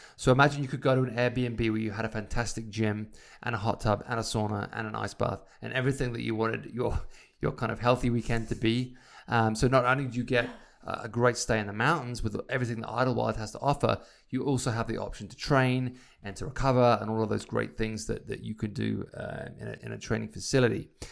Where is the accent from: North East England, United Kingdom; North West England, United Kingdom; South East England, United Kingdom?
South East England, United Kingdom; Isle of Wight; now in Idyllwild, United States; my time growing up on the Isle of Wight